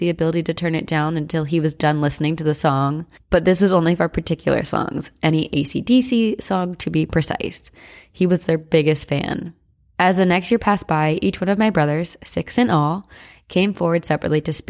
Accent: Ontario, Canada; Oh, did I mention I'm from Ontario, Canada? Five minutes from the beaches of Lake Erie?

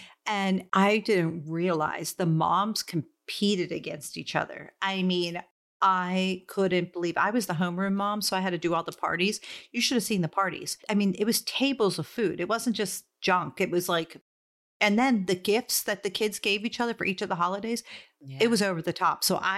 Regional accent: East Coast, United States; I'm from the East Coast.

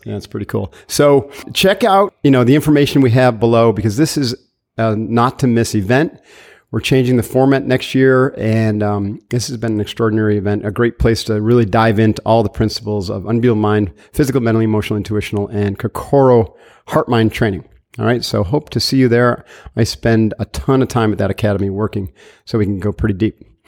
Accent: upstate New York, United States; my origin story was upstate New York, family business

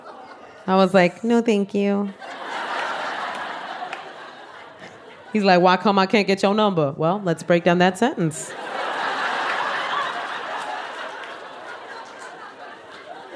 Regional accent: New York City, New York, United States; I am Puerto Rican from the South Bronx.

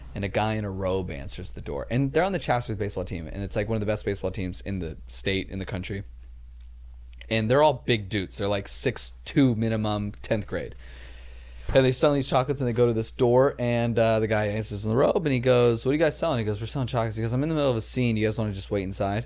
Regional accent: Los Angeles, California, United States; I grew up like in Chatsworth, California

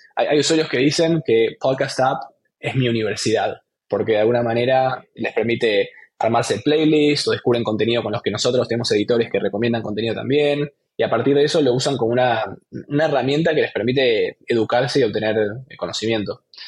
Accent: Argentina; also born or lived in Buenos Aires; estudiando ingeniería informática ingeniería de software en, Buenos Aires, soy argentino

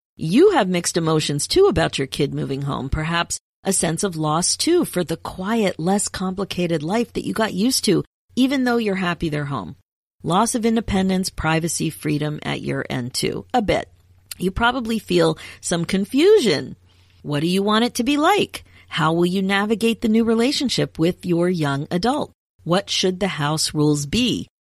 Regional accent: United States; moved away as an adult; also born or lived in Canada; I'm American and I was studying in Canada

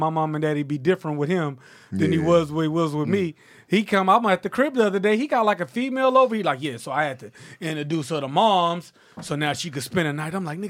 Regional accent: Houston, Texas, United States; I'm from Houston.

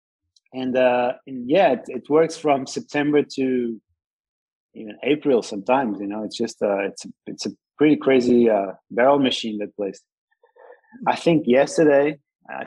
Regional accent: Lisbon, Portugal; also born or lived in Ericeira; I pretty much lived in Ericeira all my life. I'm actually natural. I was born in Lisbon. Ericeira was my holiday place when I was a young baby

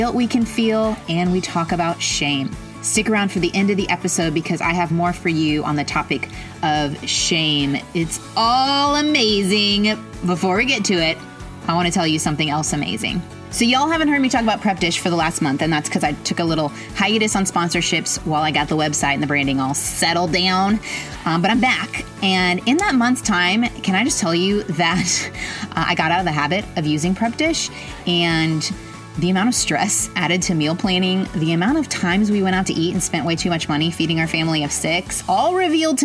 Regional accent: Carmel, Indiana, United States; now in Texas, United States; I'm from Indiana.

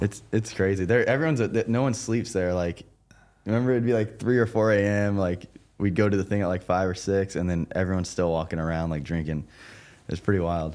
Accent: Florida, United States; I'm from Florida

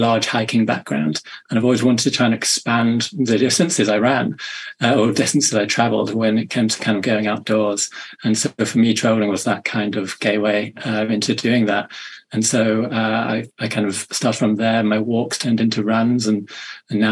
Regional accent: Manchester, North West England, United Kingdom; I come from the UK, as you may be able to tell from my accent, up in the north in Manchester

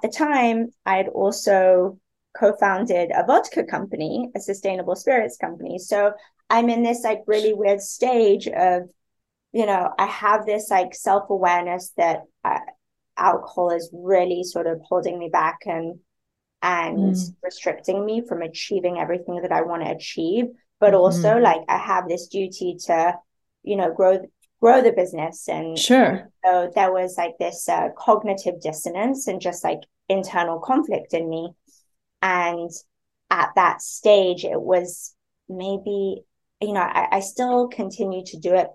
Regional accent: Spain; moved away; also born or lived in London; I grew up in Spain.

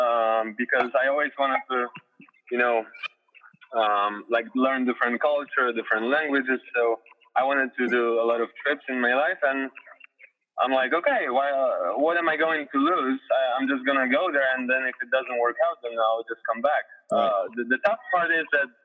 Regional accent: Poland; English is a second language; moved away as an adult; now in Florida, United States; I played in Poland

